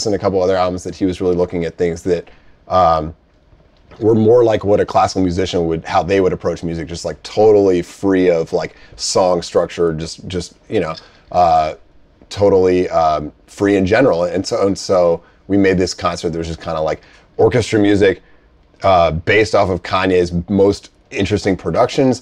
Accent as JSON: {"language": "English", "town": "Boston", "region": "Massachusetts", "country": "United States", "said": "I'm from Boston"}